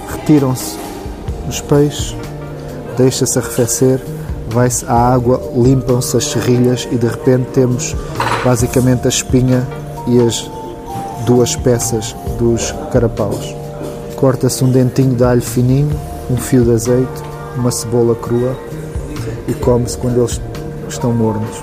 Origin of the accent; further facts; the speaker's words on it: Algarve, Portugal; eu não sou de cá, eu nem sou de Lisboa, sou do Algarve